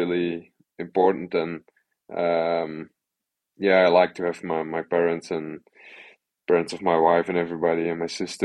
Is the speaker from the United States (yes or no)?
no; Belgium; first language Dutch; English is a second language; Just living in Belgium, actually, only 5k from the village where I grew up